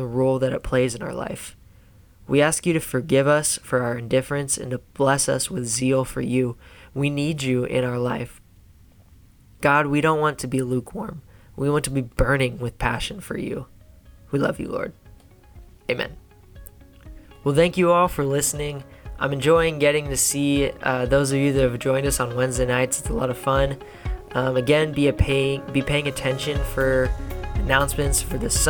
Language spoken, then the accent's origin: English; Silver Creek, United States; I grew up in Silver Creek, too.